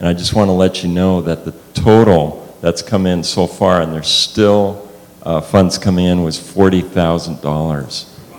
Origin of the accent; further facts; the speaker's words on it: Germany; born there; also born or lived in Austria; Yeah, I was born in Germany. My parents were missionaries in Germany at the time.